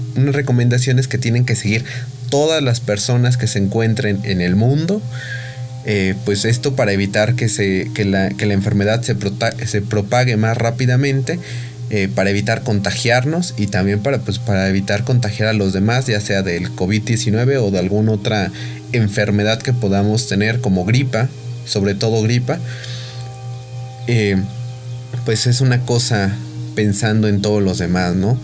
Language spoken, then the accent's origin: Spanish; Mexico; somos mexicanos